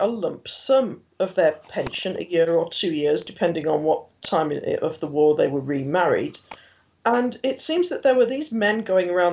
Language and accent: English; Hartlepool, North East England, United Kingdom; now in Leeds, United Kingdom; I was born in Hartlepool, a town which clearly has a significant role to play in the war